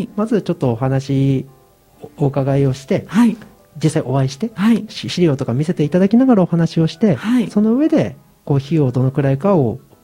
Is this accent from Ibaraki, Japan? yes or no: yes; Ibaraki, Japan; 私の場合はあの茨城県の生まれなので